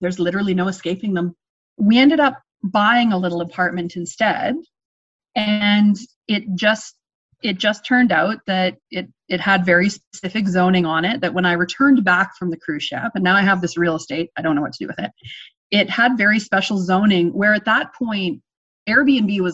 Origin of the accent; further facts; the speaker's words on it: Ontario, Canada; moved away as an adult; now in Canadian Rockies, Canada; I grew up in Ontario